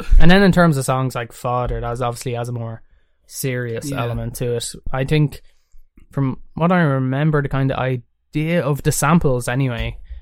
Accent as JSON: {"language": "English", "country": "Ireland", "tie": "born or raised there", "said": "being Irish and growing up in Ireland"}